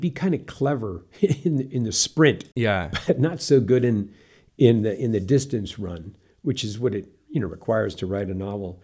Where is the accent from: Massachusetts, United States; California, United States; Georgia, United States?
California, United States; Santa Rosa; moved away; also born or lived in Southern Oregon; I grew up in Santa Rosa, California